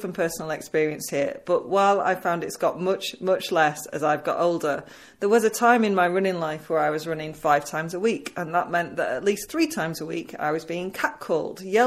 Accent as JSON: {"language": "English", "region": "England", "country": "United Kingdom", "said": "as an English person"}